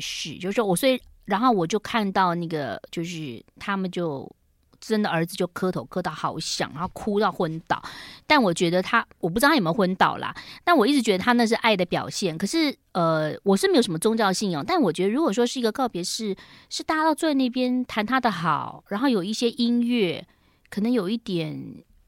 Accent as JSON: {"language": "Chinese", "region": "Yilan County", "country": "Taiwan", "tie": "born or raised there", "said": "我的小时候童年在宜兰过得觉得也蛮开心的，只是说因为爸妈都在上班，所以我就是被丢在那个幼稚园，幼儿园"}